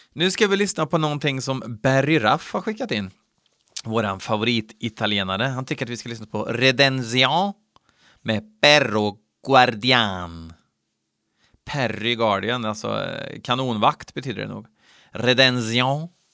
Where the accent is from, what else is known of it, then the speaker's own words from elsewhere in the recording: Värmland, Sweden; i Värmland, där jag kommer ifrån.